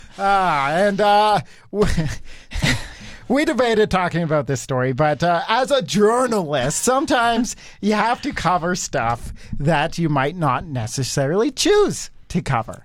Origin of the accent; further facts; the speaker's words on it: Cochrane, Canada; growing up in Cochrane